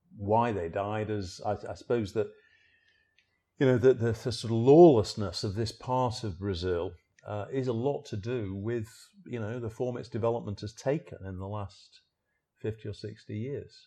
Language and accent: English; Sheffield, Yorkshire and the Humber, United Kingdom; moved away as an adult; also born or lived in Liverpool / South America / Central America / South Africa; now in London, United Kingdom; I was born in Sheffield in, in the South Yorkshire in, in England, so I'm a northerner